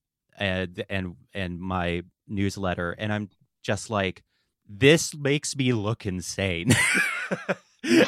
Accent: Asheville, North Carolina, United States; I grew up in Western North Carolina in the Asheville area

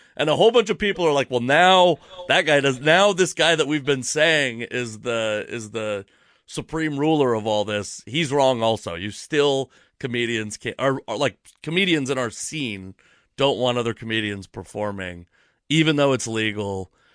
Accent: Fife, Washington, United States; I'm from Fife, Washington, actually, but it's basically Tacoma

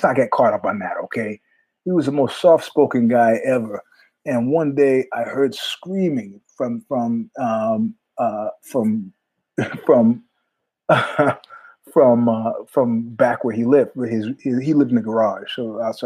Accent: New York, United States; now in California, United States; I'm from New York, but I live in California now

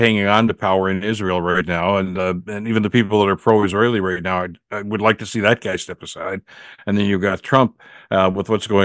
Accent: Hamilton, Ontario, Canada; growing up in Hamilton

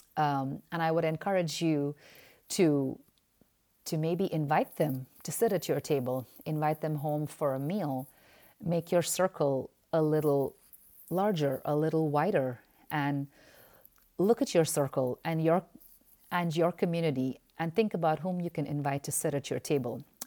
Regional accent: India; moved away as an adult; now in United States; being Indian and having been part of the Indian i-, immigrant church for almost fourteen to fifteen years

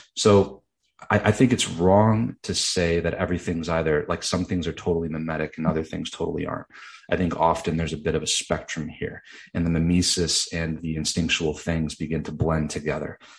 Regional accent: Grand Rapids, Michigan, United States; as a middle class kid growing up in West Michigan

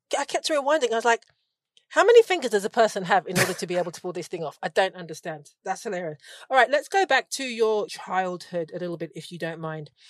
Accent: London, United Kingdom; as a Londoner, and we are probably the same age

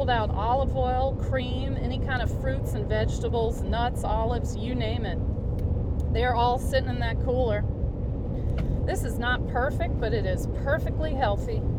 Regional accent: the South, United States; accent: southern; I'll just go in there and drum up my southern accent, and just see if they wouldn't mind asking that person to please leave.

